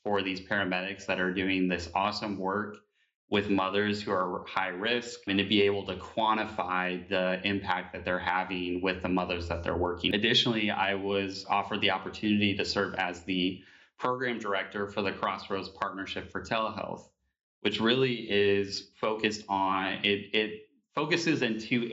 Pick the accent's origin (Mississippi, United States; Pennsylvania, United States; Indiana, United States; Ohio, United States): Indiana, United States; Evansville; moved away as an adult; also born or lived in Bloomington, Indiana; now in Indianapolis, United States; I'm born and raised here in Indiana. I am from Evansville, Indiana